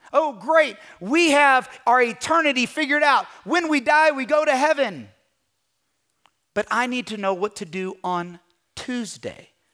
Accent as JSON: {"language": "English", "region": "Kentucky", "country": "United States", "also_born_or_lived": "California", "moved": "as an adult"}